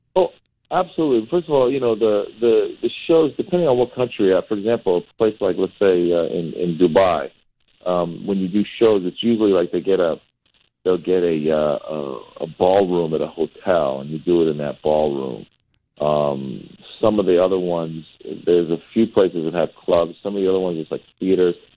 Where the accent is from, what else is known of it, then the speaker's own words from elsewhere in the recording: Northern California, United States; also born or lived in Iran; I was born in Iran and um, I've grown up in America most of my life, actually in Northern California